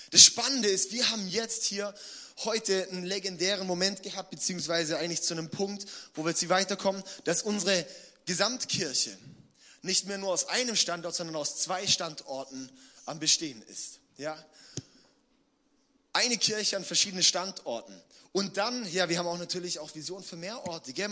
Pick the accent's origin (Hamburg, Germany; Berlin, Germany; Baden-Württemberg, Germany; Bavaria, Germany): Baden-Württemberg, Germany; Villingen; Wir hatten im, im ähm, April eine Worship Night gemacht in, in Villingen. Das ist ja da, wo ich aufgewachsen bin und herkomme und so, ja.